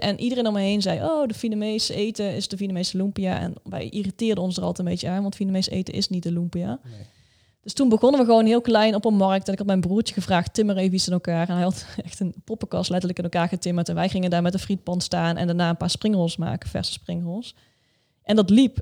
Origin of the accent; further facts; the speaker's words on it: Netherlands; wij Hollanders